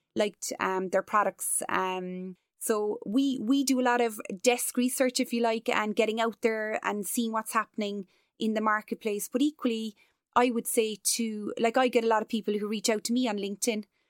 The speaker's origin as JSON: {"language": "English", "town": "Cork", "region": "Munster", "country": "Ireland", "said": "as a Cork woman, as an Irish person"}